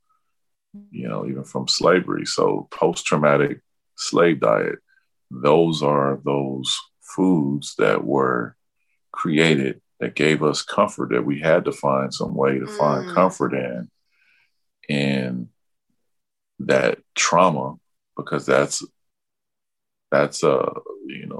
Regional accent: Mississippi, United States; now in Minneapolis, United States; I'm originally from Mississippi myself

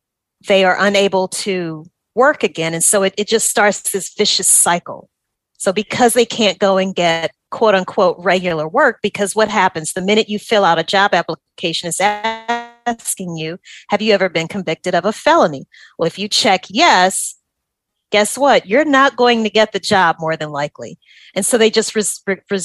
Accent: Louisiana, United States; moved away as an adult; also born or lived in New Orleans; now in Atlanta, United States; I am from Louisiana.

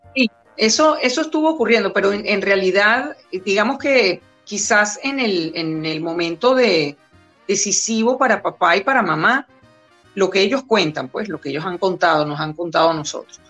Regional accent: Venezuela; also born or lived in New York, United States; mis hermanos y yo que nacimos los tres aquí en Venezuela, yo soy la menor

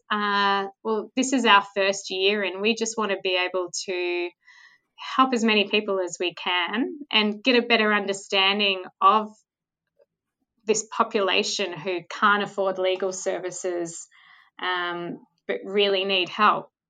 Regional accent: Mornington Peninsula, Victoria, Australia; I grew up on the Mornington Peninsula

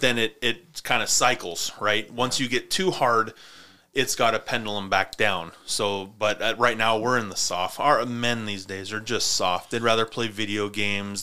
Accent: Montana, United States; I grew up in Montana where winters were winter.

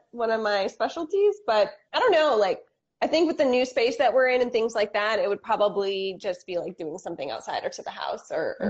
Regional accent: Flint, Michigan, United States; the radio station that we grew up listening to in Flint, Michigan.

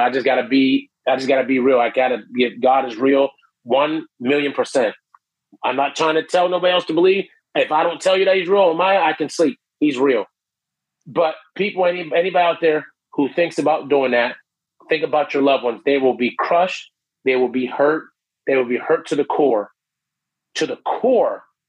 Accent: Canton, Ohio, United States; moved away as an adult; now in Orlando, United States; I'm from Ohio originally, Canton, Ohio

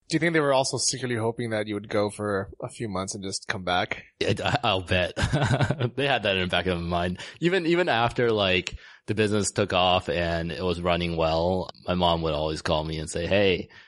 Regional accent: United States; grew up in the states. I moved there when I was about six years old.

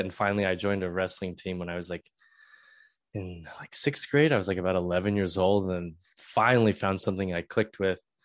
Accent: Southern California, United States; moved away as an adult; also born or lived in San Francisco / Purdue (Indiana); I originally started college um, at San Francisco State because I'm from Southern California

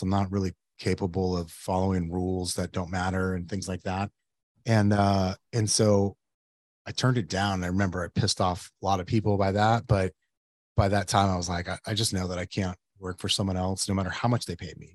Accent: Yuma, Arizona, United States; now in Phoenix, United States; I grew up in Yuma

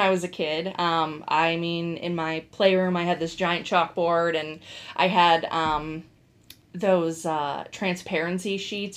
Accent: Bath, Ohio, United States; I am originally from here, from Northeast Ohio. I grew up in Bath

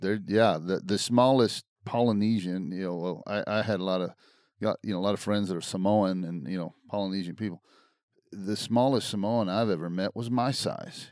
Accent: Brownwood, Texas, United States; where I grew up in Brownwood, right. Texas

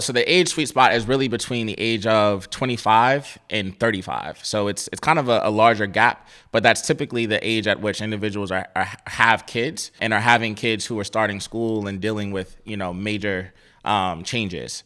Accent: Cleveland, Ohio, United States; I grew up in Cleveland, Ohio

